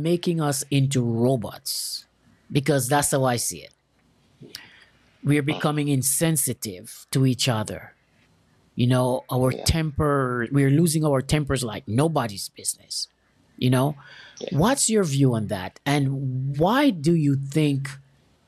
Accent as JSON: {"language": "English", "country": "Jamaica", "moved": "yes", "said": "I'm from Jamaica. And I've left Jamaica like 30 something years ago"}